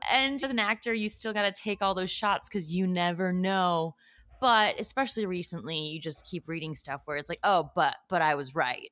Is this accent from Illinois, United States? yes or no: yes; suburbs of Chicago, Illinois, United States; I grew up actually around a lot of Korean people. Just there were a lot of Koreans in the suburb